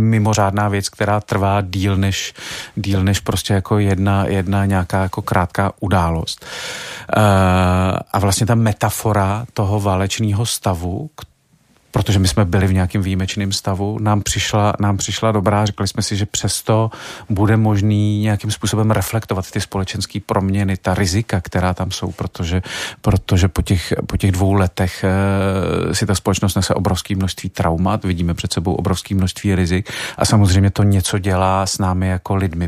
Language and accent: Czech; Czechia; my jako Češi máme to krásný přísloví